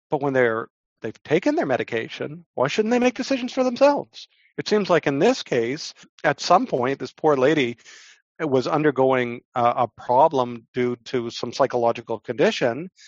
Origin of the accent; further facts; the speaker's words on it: Canada; But I'm a Canadian lawyer, so what can I say?